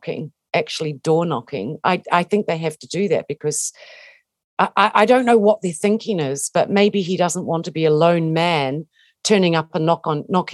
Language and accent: English; New Zealand; I'm a Kiwi. We grew up, you know, if you grow up in New Zealand, you have an affection for Maori. And I do. And I always will have because I'm a New Zealander